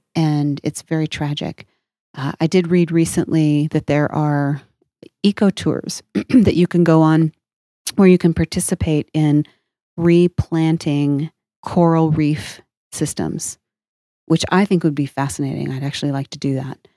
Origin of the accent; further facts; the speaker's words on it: Oregon, United States; now in New Mexico, United States; I, I grew up in Oregon where, uh, it, which is not a landlocked, um, state. And, and of course, now I live in New Mexico